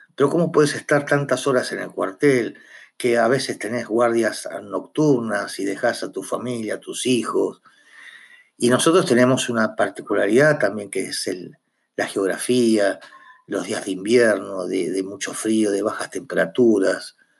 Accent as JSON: {"language": "Spanish", "country": "Argentina", "said": "somos conscientes que somos argentinos"}